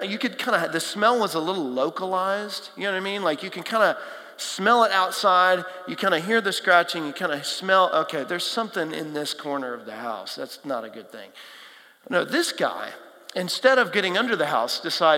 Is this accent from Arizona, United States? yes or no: no; Texas, United States; now in Nashville, United States; I grew up in Texas, flat, hot, not a whole lot, big cities, not a whole lot of hills, wildlife.